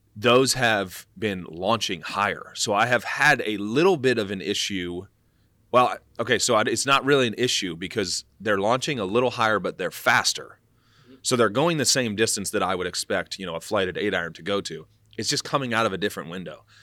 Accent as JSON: {"language": "English", "town": "Kansas City", "region": "Missouri", "country": "United States", "tie": "born or raised there", "also_born_or_lived": "Dallas, Texas", "moved": "yes", "said": "I grew up in Kansas City"}